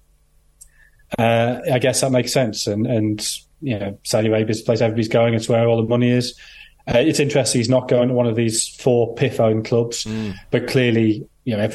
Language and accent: English; Sunderland, North East England, United Kingdom; I grew up in Sunderland